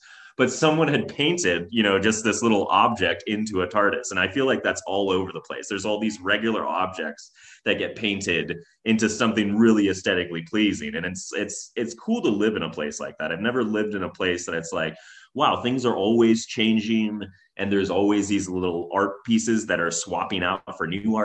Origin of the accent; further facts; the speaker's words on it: Fresno, California, United States; moved away as an adult; now in Reno, United States; I'm not from the area. I'm originally from Fresno, California, which is quite a different place